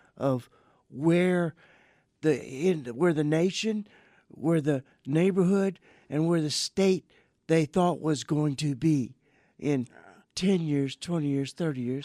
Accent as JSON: {"language": "English", "town": "Welch", "region": "Louisiana", "country": "United States", "tie": "born or raised there", "also_born_or_lived": "Thornwell, Louisiana", "moved": "yes", "said": "my hometown in Louisiana"}